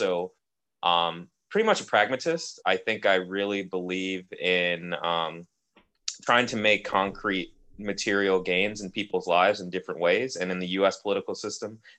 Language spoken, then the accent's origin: English; Oakland, California, United States; I grew up in Oakland as a Black person.